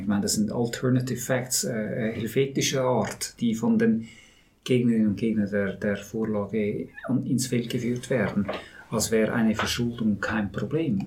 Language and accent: German; Switzerland; wir Schweizer und Schweizerinnen